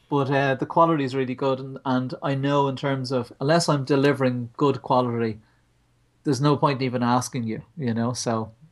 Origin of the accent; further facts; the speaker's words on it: Ireland; We're Irish